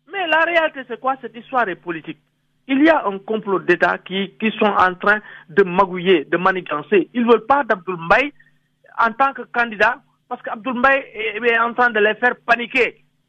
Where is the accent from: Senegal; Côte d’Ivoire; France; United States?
Senegal; en tant que Sénégalais